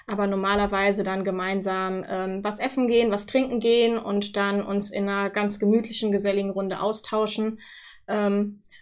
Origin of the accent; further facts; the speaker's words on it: Wittlich, Rhineland-Palatinate, Germany; bin dann jetzt vor ähm, dreieinhalb Jahren nach äh, Wittlich gewechselt, wieder zurück in meine Heimat sozusagen, wo ich auch herkomme